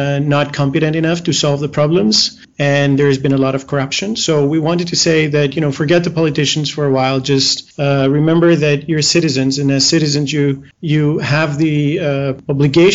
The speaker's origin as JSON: {"language": "English", "town": "Athens", "region": "Attica", "country": "Greece", "moved": "as an adult", "lives_now": "Dubai, United Arab Emirates", "said": "I'm from Greece, from Athens, but I live in Dubai for the past 6 years"}